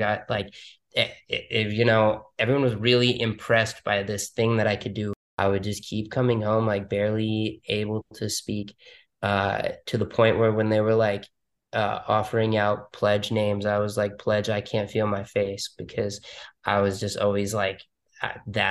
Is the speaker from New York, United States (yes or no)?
yes; New York City, New York, United States; moved away as an adult; now in Miami, United States; I was born and raised in Manhattan, New York.